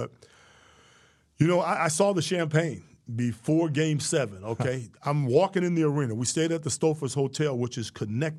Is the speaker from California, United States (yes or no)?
no; Florida, United States; Growing up in Florida, if you don't play football, then there's something wrong